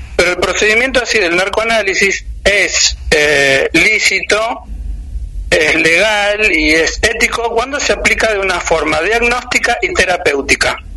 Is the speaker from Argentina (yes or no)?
yes; Argentina